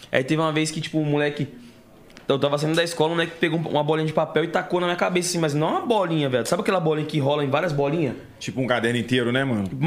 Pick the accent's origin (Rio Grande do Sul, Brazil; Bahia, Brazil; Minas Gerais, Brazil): Bahia, Brazil; Meu pai é baiano, eu sou baiano também.